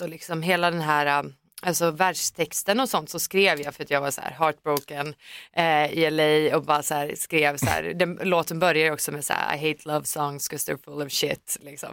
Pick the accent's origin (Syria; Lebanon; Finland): Finland; now in Stockholm, Sweden; den svenska populärkulturen som man var uppväxt med